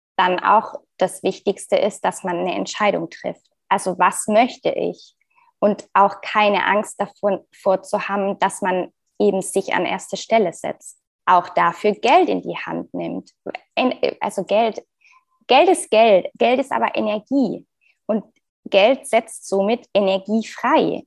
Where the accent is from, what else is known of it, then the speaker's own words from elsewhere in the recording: Frankfurt, Hesse, Germany; ich bin aus Frankfurt, bin liebe Frankfurt